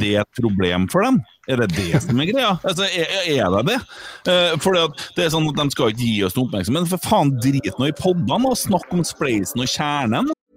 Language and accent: Norwegian; Bjugn, Trøndelag, Norway; Jeg er jo fra Bjugn, og jeg turte ikke si at jeg var fra Bjugn en 10-15 år heller